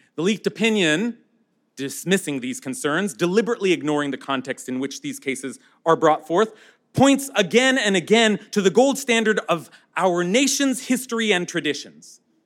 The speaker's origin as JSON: {"language": "English", "country": "United States", "said": "as American"}